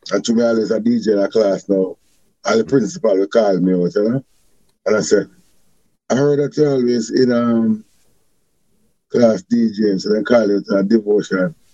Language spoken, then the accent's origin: English; Jamaica; I grew up in Ochras, um, Barton, Senton, and I'm more like a kind of Christian child. I'm more like Christian.